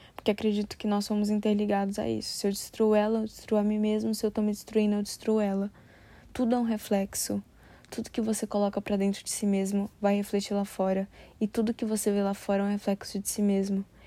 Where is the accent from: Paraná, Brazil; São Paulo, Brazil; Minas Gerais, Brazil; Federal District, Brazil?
Federal District, Brazil; Brasília; moved away; eu nasci e fui criada em Brasília